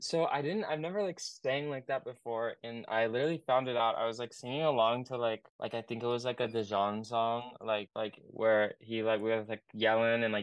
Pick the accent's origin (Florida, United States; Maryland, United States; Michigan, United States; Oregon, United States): Oregon, United States; I'm from Oregon, and I make like indie pop.